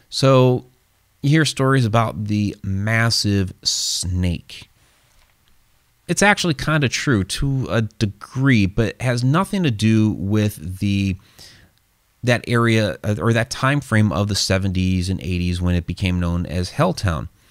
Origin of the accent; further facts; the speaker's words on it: Ohio, United States; it's my home state